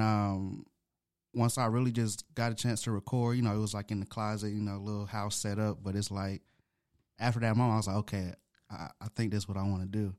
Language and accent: English; Atlanta, Georgia, United States; also born or lived in Grand Rapids, Michigan; I was born in Grand Rapids, Michigan, but I was raised here in Atlanta, Georgia.